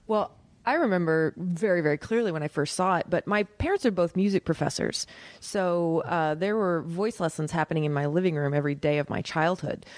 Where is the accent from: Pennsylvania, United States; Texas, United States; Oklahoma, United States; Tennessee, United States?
Oklahoma, United States; moved away as an adult; also born or lived in New York; I'm from Oklahoma